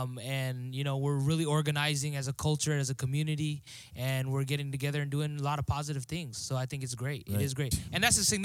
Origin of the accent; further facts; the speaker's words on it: California, United States; I'm from California.